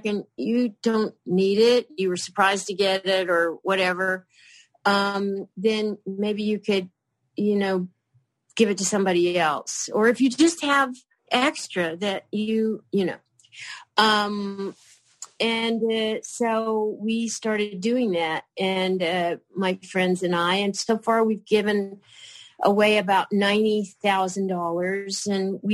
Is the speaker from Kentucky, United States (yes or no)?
yes; Kentucky, United States; moved away; the little town that I grew up in Kentucky